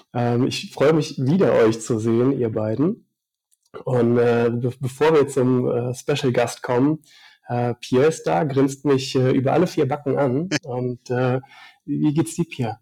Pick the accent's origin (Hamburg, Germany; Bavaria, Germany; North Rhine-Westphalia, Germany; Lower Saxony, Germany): Bavaria, Germany; Upper Palatinate; meine Heimat, die Oberpfalz, ist natürlich bergisch und ich fühle mich da auch einfach wohl